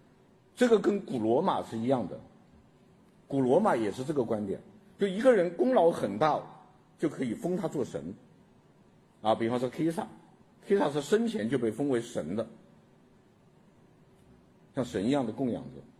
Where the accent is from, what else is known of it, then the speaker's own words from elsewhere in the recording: China; 我们中国人是老天爷也可以该死的，老天爷不长眼呐、啊。